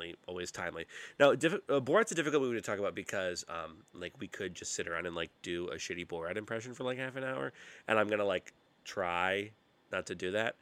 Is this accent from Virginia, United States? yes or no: yes; Roanoke, Virginia, United States; I grew up in Roanoke, Virginia